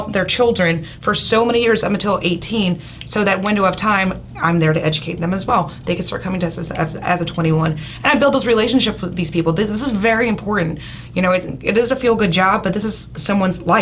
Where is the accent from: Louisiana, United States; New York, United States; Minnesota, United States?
Louisiana, United States; Bayou Lafourche, South; I'm from South Louisiana. I grew up in Baie Lafourche.